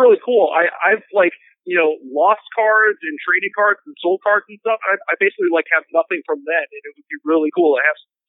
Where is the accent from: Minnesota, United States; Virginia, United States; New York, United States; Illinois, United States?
Minnesota, United States; Elk River; I was born in a smallish town called Elk River. It's 45 minutes north of the Twin Cities in Minnesota.